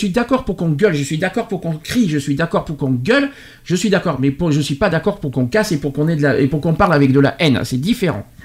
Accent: France

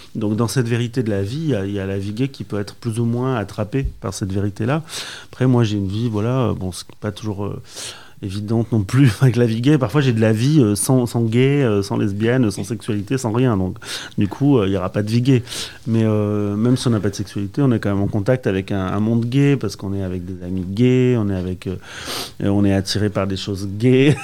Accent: Basque Country, Nouvelle-Aquitaine, France; now in Paris, France; je viens du Pays Basque

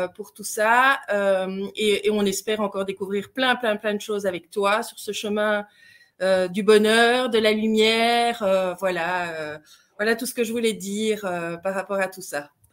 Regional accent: Belgium; accent: Belgian; nous sommes belges. Je ne sais pas si vous l'avez entendu à notre accent.

